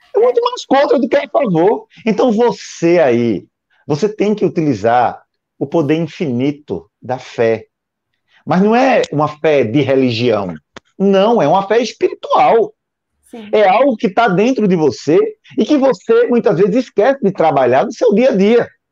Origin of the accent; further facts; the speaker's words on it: Recife, Pernambuco, Brazil; eu sou do Recife